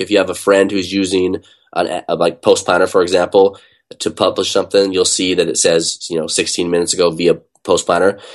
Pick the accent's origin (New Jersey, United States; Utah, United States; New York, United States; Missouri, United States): Utah, United States; now in Bay Area, United States; I grew up in Utah